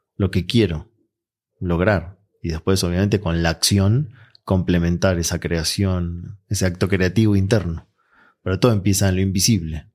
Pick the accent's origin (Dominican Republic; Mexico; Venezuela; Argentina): Argentina; moved away; yo vengo de Argentina